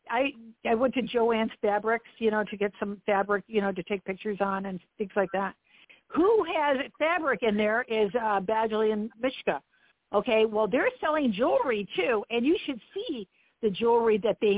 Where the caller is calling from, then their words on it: Niagara Falls, New York, United States; I'm calling from Niagara Falls, New York.